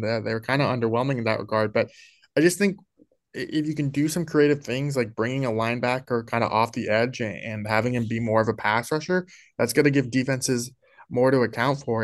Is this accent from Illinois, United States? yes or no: yes; Naperville, Illinois, United States; moved away as an adult; also born or lived in Colorado; I'm from Illinois, actually. Uh, I'm from Naperville, Illinois, which is Sean Payton's hometown